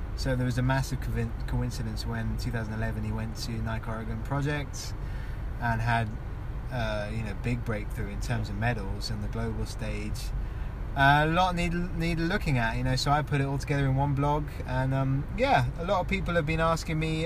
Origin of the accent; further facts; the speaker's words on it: London, United Kingdom; moved away as an adult; also born or lived in Kenya; now in Blaenau Ffestiniog, United Kingdom; I'm from England, born and bred in London